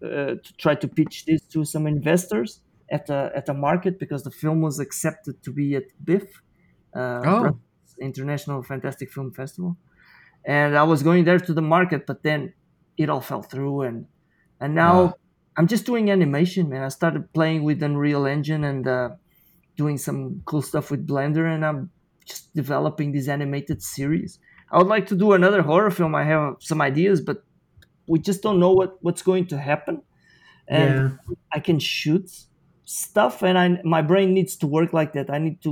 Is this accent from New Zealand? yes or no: yes; Wellington, New Zealand; I've been in Australia for a few months, but I'm actually from New Zealand. That's where we live, in Wellington.